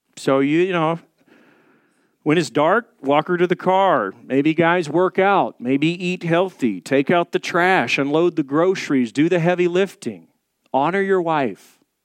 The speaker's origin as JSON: {"language": "English", "region": "the South", "country": "United States", "said": "I'm from the South, so we drink sweet tea."}